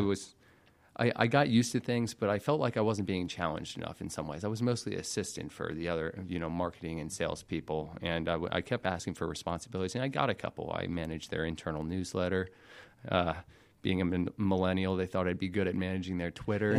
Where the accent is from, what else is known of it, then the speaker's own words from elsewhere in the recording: Alpharetta, Georgia, United States; also born or lived in Macon, Georgia; born and raised in Alpharetta, Georgia